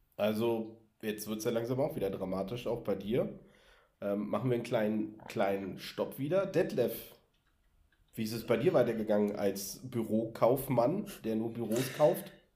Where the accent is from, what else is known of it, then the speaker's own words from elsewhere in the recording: Berlin, Germany; ich bin ja in Berlin zur Schule gegangen